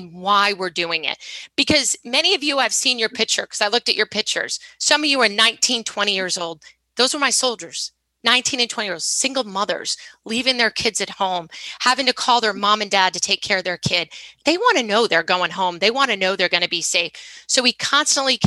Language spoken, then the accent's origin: English; Rhode Island, United States; I'm from Rhode Island.